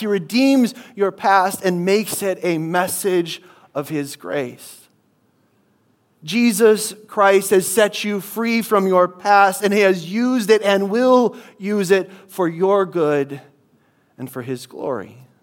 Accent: Midwest, United States; moved away; I come from the Midwest

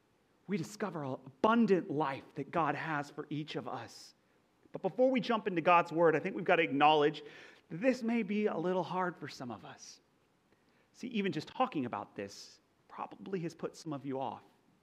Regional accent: Texas, United States; accent: Texas; now in California, United States; I am not from California, okay? I grew up in Texas, of all places, right?

